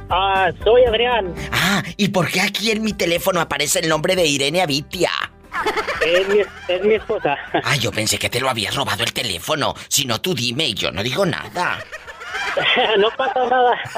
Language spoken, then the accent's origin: Spanish; Durango, Mexico; now in Steamboat Springs, United States; Yo soy de Durango